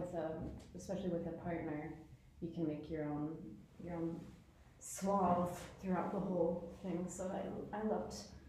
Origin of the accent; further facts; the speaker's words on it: Colorado, United States; now in London, United Kingdom; Small ballet school in Colorado. Now I'm here.